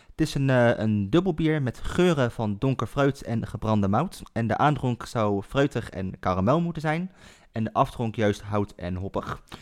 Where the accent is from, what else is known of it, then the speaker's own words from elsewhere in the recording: Culemborg, Gelderland, Netherlands; now in Nijmegen, Netherlands; vlakbij waar ik opgegroeid ben in Culemborg.